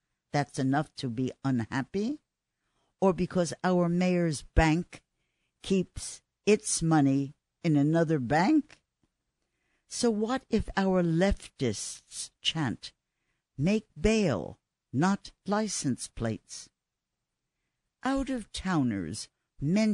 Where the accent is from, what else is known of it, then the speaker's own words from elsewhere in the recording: New York, United States; I live in New York. I was born in New York. That's my religion. I'm a devout New Yorker